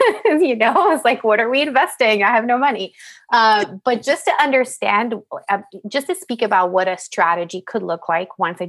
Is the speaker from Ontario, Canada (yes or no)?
no; Montreal, Quebec, Canada; Like, I'm from Montreal. Like, why did I want to go to Bay Street?